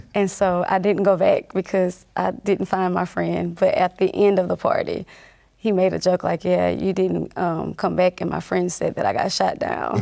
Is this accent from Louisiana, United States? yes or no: yes; North Louisiana, United States; I grew up in North Louisiana